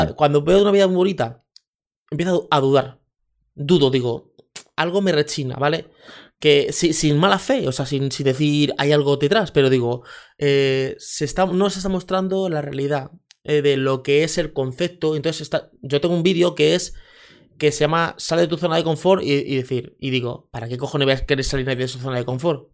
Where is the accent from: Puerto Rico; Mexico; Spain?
Spain; Leganés, Community of Madrid; crecí en un barrio en Leganés, en Madrid, que es San Nicasio